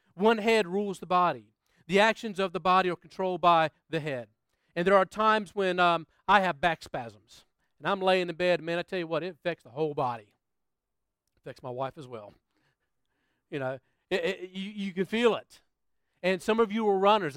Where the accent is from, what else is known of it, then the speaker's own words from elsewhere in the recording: United States; moved away as an adult; now in Australia; I'm from the States